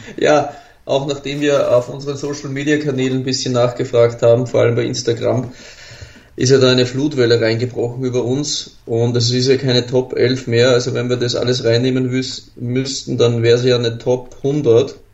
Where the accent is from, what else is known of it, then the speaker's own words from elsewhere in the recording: Austria; als Österreicher